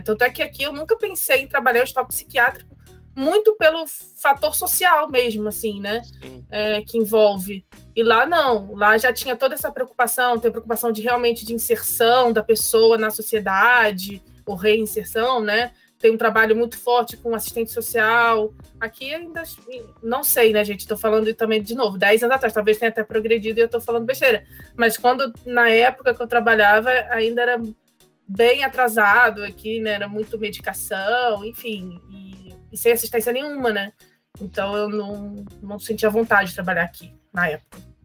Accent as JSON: {"language": "Portuguese", "region": "Rio de Janeiro", "country": "Brazil", "also_born_or_lived": "Sweden", "moved": "as an adult", "said": "eu sou do Rio de Janeiro é, então, Rocha aqui no Rio"}